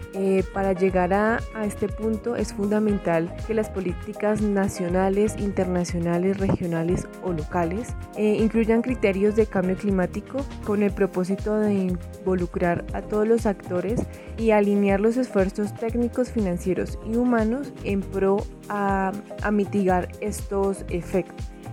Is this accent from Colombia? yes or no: yes; Colombia; en mi país, Colombia